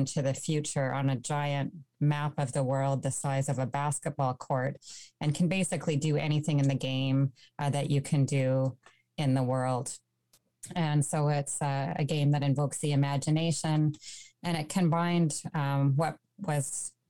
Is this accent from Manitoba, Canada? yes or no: yes; Winnipeg, Manitoba, Canada; now in Ottawa, Canada; I grew up in Winnipeg